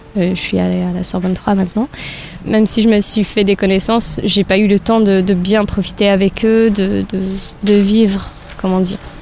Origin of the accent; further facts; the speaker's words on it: Algeria; moved away as an adult; now in France; je viens d'Algérie, ça fait euh, trois ans que je suis en France